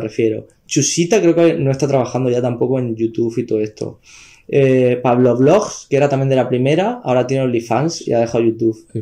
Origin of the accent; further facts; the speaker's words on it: Almería, Andalusia, Spain; yo soy como de Almería Capital, tengo mi pueblo, pero yo como viví, viví, vivo en Almería Capital